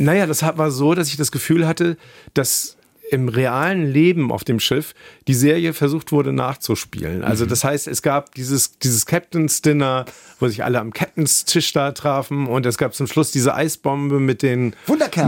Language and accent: German; Kiel, Schleswig-Holstein, Germany; moved away as an adult; also born or lived in Oldenburg; now in Hamburg, Germany; ich bin in Kiel aufgewachsen